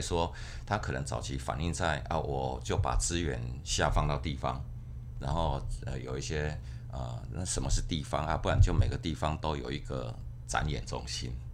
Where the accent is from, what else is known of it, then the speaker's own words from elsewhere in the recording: Kaohsiung, Taiwan; moved away as an adult; also born or lived in Taipei / Keelung; now in Linkou, Taiwan; 我是高雄囡啊。嗯。我从高雄，呃，读大学之后，我才，呃，搬来台北。那台北这个城市哈，因为我们学校就在台北市区